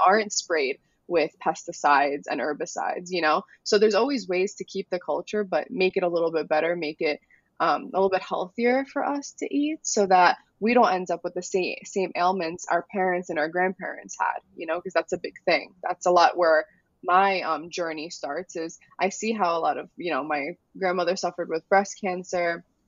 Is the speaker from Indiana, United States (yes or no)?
no; New York City, New York, United States; I was born in the Bronx. So I grew up around plenty Albanian families, but not in Albania